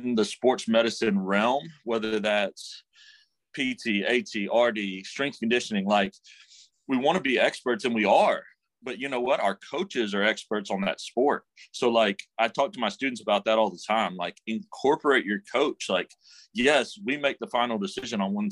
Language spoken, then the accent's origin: English; Memphis, Tennessee, United States; I'm from Memphis originally